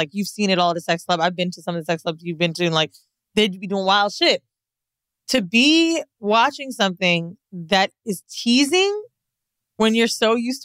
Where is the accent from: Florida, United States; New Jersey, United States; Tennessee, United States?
Florida, United States; Orlando; moved away; also born or lived in San Francisco; At the mall in Orlando, when Forever 21 first came about, you know what I'm saying? I was a kid